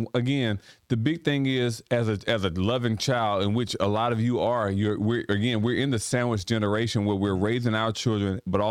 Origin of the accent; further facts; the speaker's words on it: Sparta, Georgia, United States; also born or lived in Millsville; And Sparta's our hometown. We love Sparta. Right. We love Sparta a lot. We were raised and born in Millsville, raised in Sparta as well.